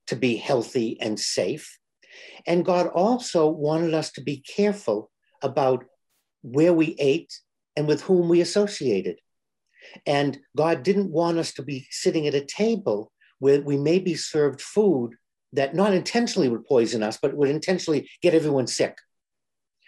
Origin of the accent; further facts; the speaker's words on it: Boston, Massachusetts, United States; I'm from Boston